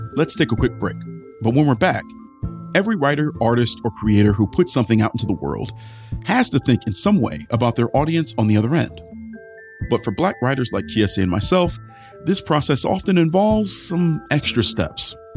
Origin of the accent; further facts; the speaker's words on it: Cleveland, Ohio, United States; Rust Belt cities like my hometown of Cleveland